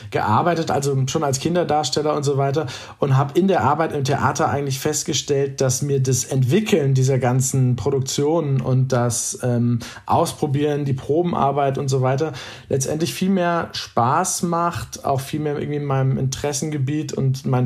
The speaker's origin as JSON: {"language": "German", "region": "North Rhine-Westphalia", "country": "Germany", "tie": "born or raised there", "said": "Damals war ich in Essen, wie gesagt, ein Kind des Ruhrgebiets, an der Oper viel unterwegs"}